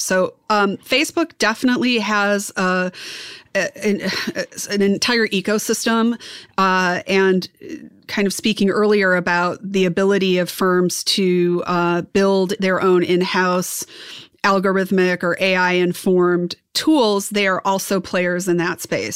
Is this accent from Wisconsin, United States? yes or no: yes; Wisconsin, United States; I'm from Wisconsin. You know, we're corn fed